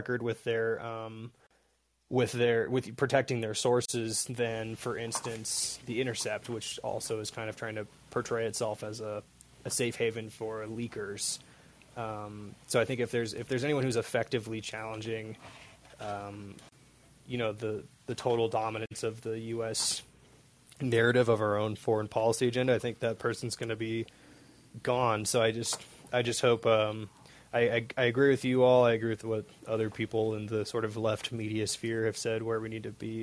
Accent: Seattle, Washington, United States; now in Amanalco de Becerra, Mexico; I'm also originally from Seattle

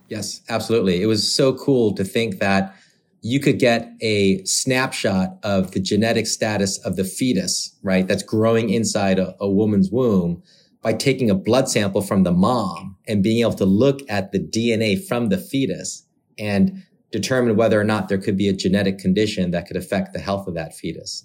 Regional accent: Michigan, United States; moved away as an adult; also born or lived in Korea / Massachusetts / San Francisco; I was born in Michigan, so the good old Midwest

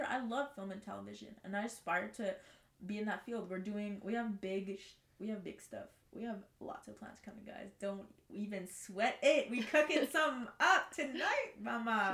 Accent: Montreal, Quebec, Canada; also born or lived in Verdun, Montreal; technically I'm from the West

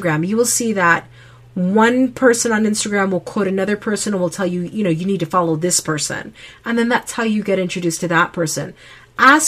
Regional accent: Connecticut, United States; now in Utah, United States; I grew up in Connecticut.

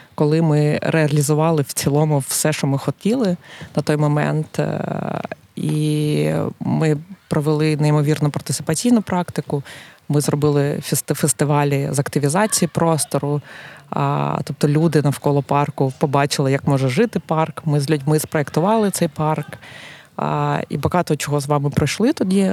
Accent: Kharkiv, Kharkiv Oblast, Ukraine; moved away as an adult; now in Lviv, Ukraine; Я з Харкова, як і ти.

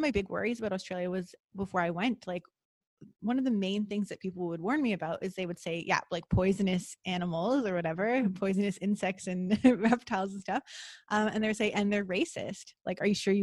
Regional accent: Toronto, Ontario, Canada; moved away; also born or lived in Costa Rica; growing up in Toronto

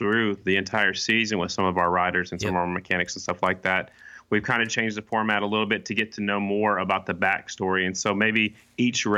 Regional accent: South Dakota, United States; now in Oklahoma, United States; I'm from South Dakota. I live in Oklahoma

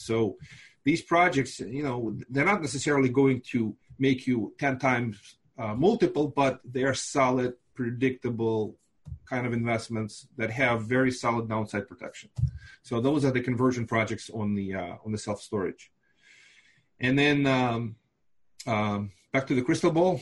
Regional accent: Moldova; first language Russian; English is a second language; also born or lived in Binghamton, New York; now in Brooklyn, United States; I live in Brooklyn, New York. Uh, I'm originally from Moldova

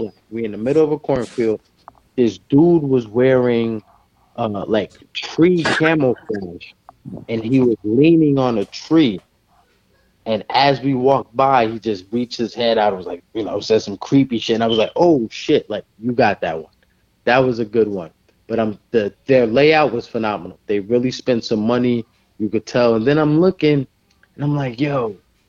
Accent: New Jersey, United States; I'm from New Jersey, like the New York area, we're hard-nosed

